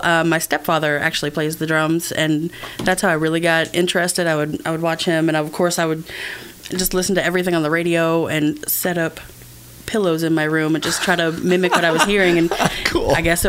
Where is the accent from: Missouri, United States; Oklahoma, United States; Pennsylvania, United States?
Missouri, United States; Mexico; also born or lived in Columbia, Missouri; I've been in Central Missouri most of my life. I was born in Mexico, Missouri.